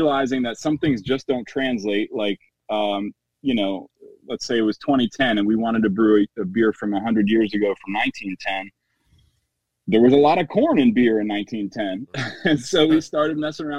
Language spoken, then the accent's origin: English; New York, United States; moved away as an adult; now in Washington, D.C., United States; I'm originally from New York. I moved to D.C. in 2006.